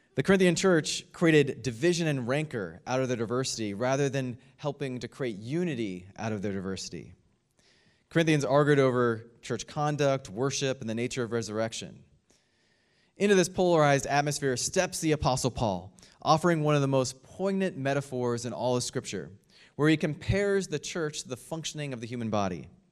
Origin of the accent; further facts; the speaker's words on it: United States; my home country of the United States